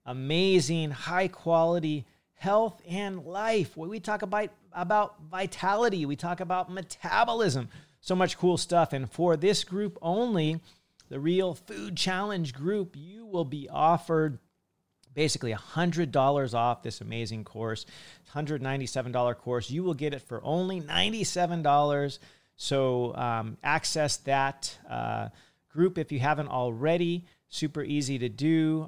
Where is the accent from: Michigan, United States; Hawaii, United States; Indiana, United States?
Hawaii, United States; And I'm from Hawaii. That's where I spend most of my time.